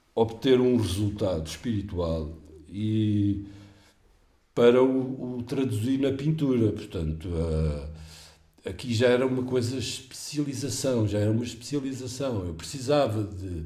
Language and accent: Portuguese; Portugal; como português